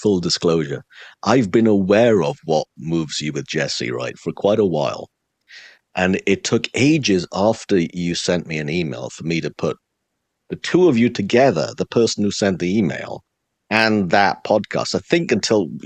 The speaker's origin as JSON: {"language": "English", "town": "Swansea", "region": "Wales", "country": "United Kingdom", "tie": "born or raised there", "also_born_or_lived": "Cardiff", "moved": "as an adult", "said": "I grew up in the city of Swansea in South Wales"}